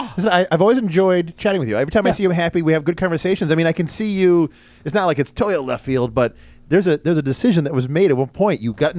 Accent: Ontario County, New York, United States; now in Rochester, United States; I grew up in Ontario County

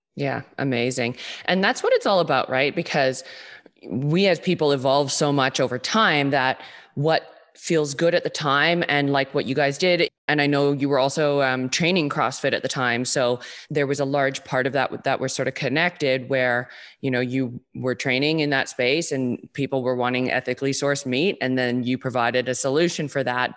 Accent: Vancouver, British Columbia, Canada; born and raised in Vancouver, B C, like myself

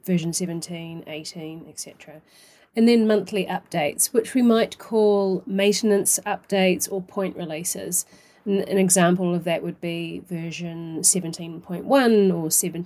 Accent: New Zealand; accent: New Zealand; now in Brighton, United Kingdom; I currently live in Brighton in the UK, although my accent originates from New Zealand

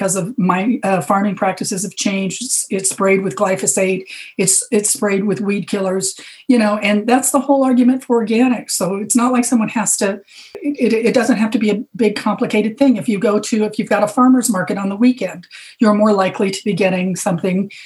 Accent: Arizona, United States; moved away; also born or lived in Hawaii; I grew up in Arizona and I lived in Hawaii for many years.

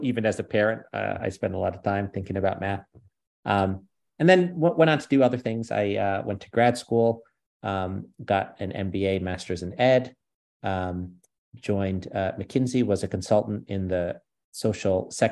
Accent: New Haven, Connecticut, United States; also born or lived in New York; I was born in the US, in New York, grew up in New Haven, Connecticut

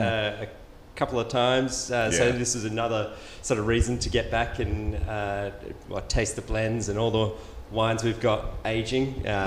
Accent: Adelaide, South Australia, Australia; moved away as an adult; now in Rochester, United States; we were down under in Adelaide, my hometown

